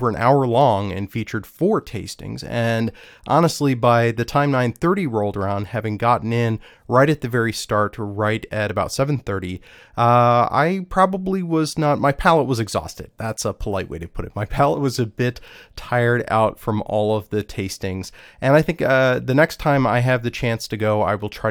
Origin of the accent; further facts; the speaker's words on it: Washington, District of Columbia, United States; right here in my hometown